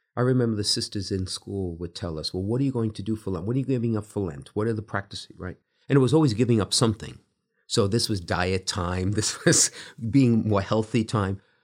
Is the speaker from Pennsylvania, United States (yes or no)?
no; New York City, New York, United States; now in Bridgeport, United States; growing up in Brooklyn in the time that I did